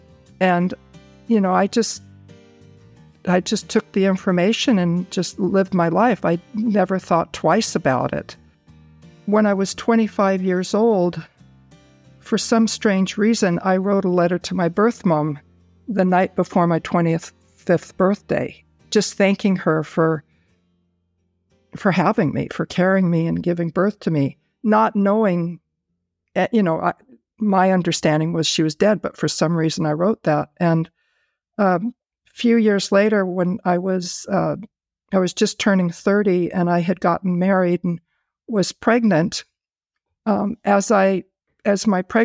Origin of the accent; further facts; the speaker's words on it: Buffalo, New York, United States; born there; She gave me the information of the doctor that delivered me back in New York, where I was born in Buffalo, New York.